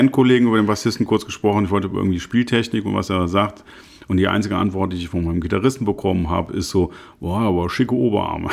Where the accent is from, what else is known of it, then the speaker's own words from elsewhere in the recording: Cologne, North Rhine-Westphalia, Germany; als gebürtiger Nippes